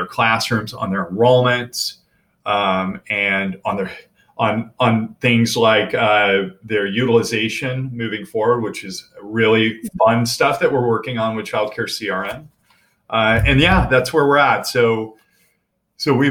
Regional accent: Bedford, Texas, United States; moved away; also born or lived in California / Buffalo, New York; I grew up in Bedford, Texas.

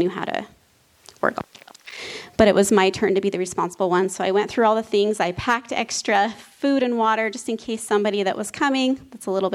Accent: Preston, Idaho, United States; now in northern Utah, United States; I grew up in Preston, Idaho

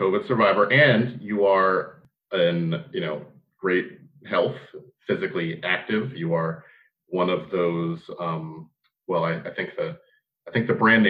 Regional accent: Southeast Pennsylvania, United States

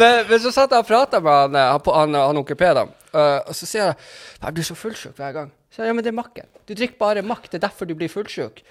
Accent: Tromsø and Berlevåg, Troms og Finnmark, Norway; jeg er jo egentlig fra Tromsø og Berlevåg

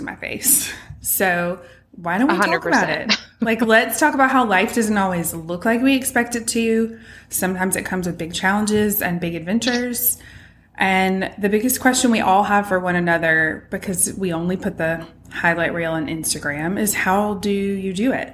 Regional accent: Greenville, United States; also born or lived in England; my hometown here in Greenville

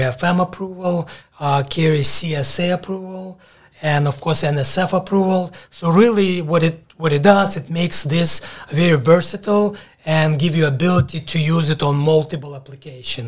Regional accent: Ukraine; moved away as an adult; also born or lived in Alabama; now in United States; I moved from Ukraine when I was 18, straight to Alabama

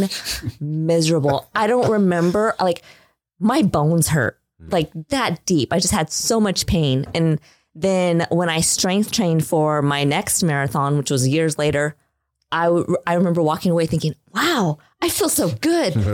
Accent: Midwest, United States; I was raised in the Midwest. I went to high school in the Midwest in a very small town.

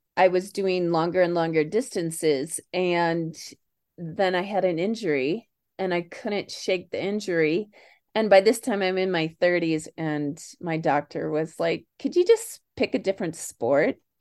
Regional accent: Kansas City, Missouri, United States; moved away; also born or lived in Chicago; born in Chicago, raised in Kansas City.

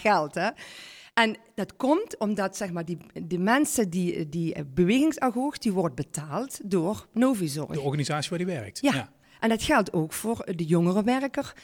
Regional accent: Parkstad, Limburg, Netherlands; geboren en, eh, ja, en getogen eh, in, in, in Parkstad. Ik ben trots op onze regio.

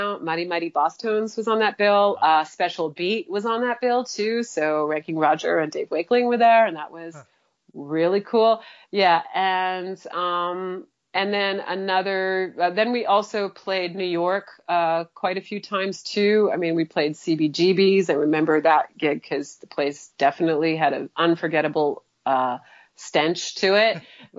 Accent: Montreal, Quebec, Canada; moved away; also born or lived in Vancouver; we're from Montreal, it's a bilingual place

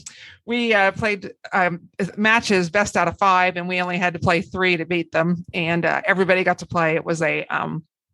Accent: Utica, Ohio, United States; moved away; Utica, Ohio, which is where they live and where I grew up

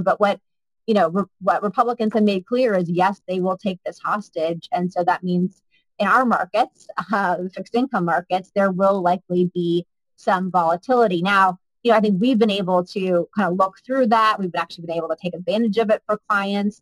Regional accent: Colorado, United States; now in New York City, United States; we live in New York City. I grew up in Colorado though

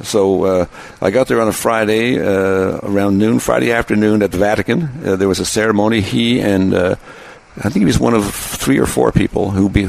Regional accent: Montreal, Quebec, Canada; There was a show in Quebec, where I grew up in Montreal.

